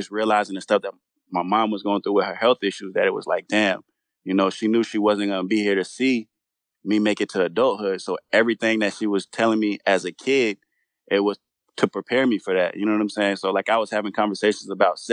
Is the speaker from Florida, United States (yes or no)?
no; Charlotte, North Carolina, United States; moved away; also born or lived in New York / Germany; I was born in New York, but I was raised mostly in North Carolina